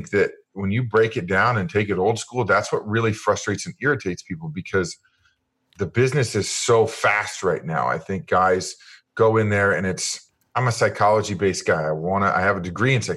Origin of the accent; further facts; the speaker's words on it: Kansas City, United States; I grew up in Kansas City, and my dad was a huge fan.